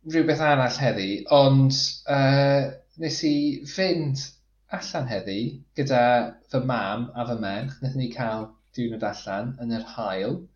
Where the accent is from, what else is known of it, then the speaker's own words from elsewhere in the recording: Flintshire, Wales, United Kingdom; moved away; dwi'n dod o Sir y Flint, felly dwi'n gyfarwydd iawn gyda Rhysfatin a Talacra a, a Ryl